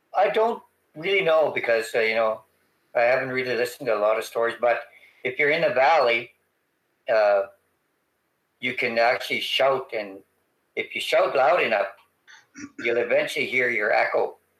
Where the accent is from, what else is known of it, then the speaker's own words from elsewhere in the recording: Treaty 4 territory, Saskatchewan, Canada; I'm from the Treaty 4 territory, it means I'm, a, a, I'm from a very vast territory